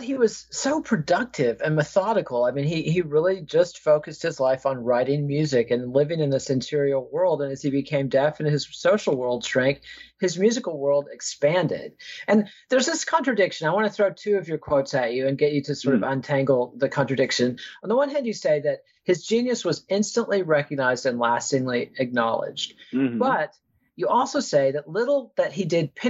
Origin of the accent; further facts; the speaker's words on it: United States; as an American